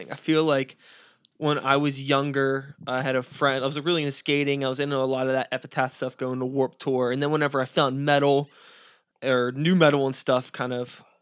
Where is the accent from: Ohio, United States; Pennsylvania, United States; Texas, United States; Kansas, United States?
Pennsylvania, United States; Wilkinsburg; I grew up in Wilkinsburg